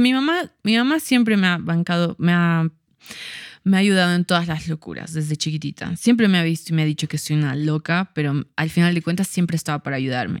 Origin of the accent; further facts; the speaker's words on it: Cochabamba, Bolivia; also born or lived in La Paz, Bolivia; nací en La Paz, ah, pero viví acá.